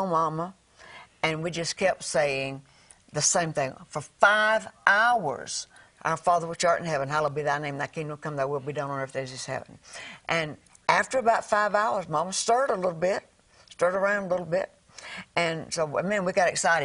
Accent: the South, United States; I'm from the South

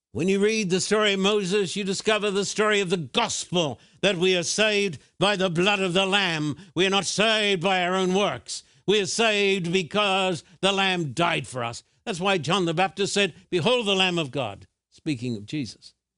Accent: Australia; moved away; When I was a boy growing up in Australia, I went to a state school

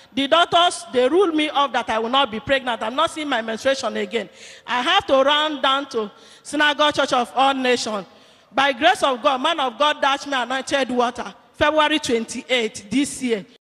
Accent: Anambra, Nigeria; I came from Kanu, born of Anambra State

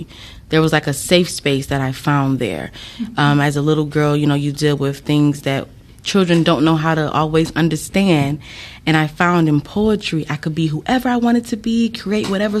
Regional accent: Ecorse, Michigan, United States; I'm not actually from Detroit. I'm from a little city one block over named Ecorse

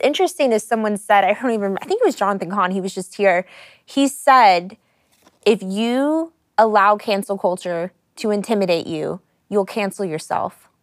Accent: United States; I grew up in America

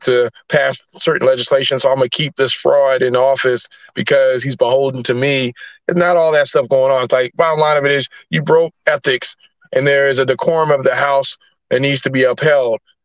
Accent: United States; as an American

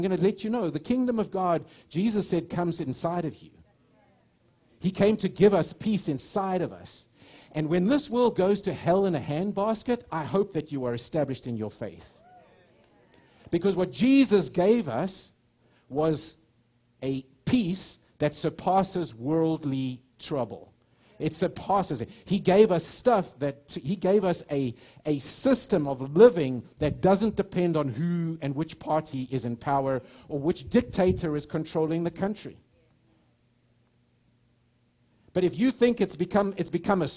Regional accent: United States; I'm an American. I love this nation

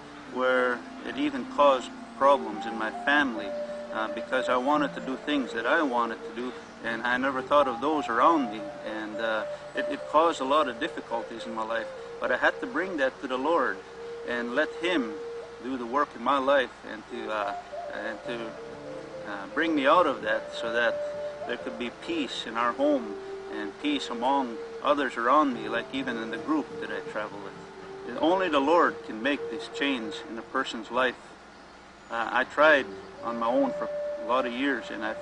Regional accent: Buffalo Lake Métis Settlement, Alberta, Canada; I'm from the Buffalo Lake Métis Settlement, and which is the Cree Nation, and it's in Alberta, Canada.

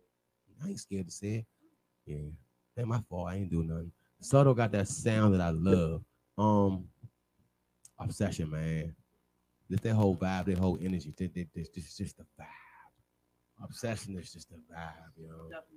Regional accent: Maryland, United States; I'm not from D.C. I'm from Maryland.

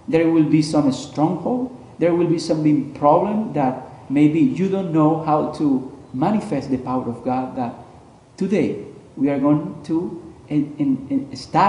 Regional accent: Colombia; now in Toronto, Canada; I'm originally from Colombia

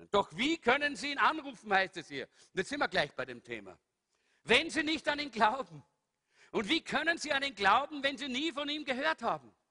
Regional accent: Salzburg, Austria; ich bin immer so durch Salzburg, ich bin ein Salzburger, nicht? Bin so durch Salzburg gesaust

